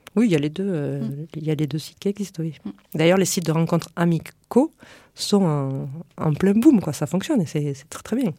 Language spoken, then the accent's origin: French; Lot, Occitania, France; also born or lived in Paris region; now in Toulouse area, France; je viens de la campagne. Euh, je viens du Lot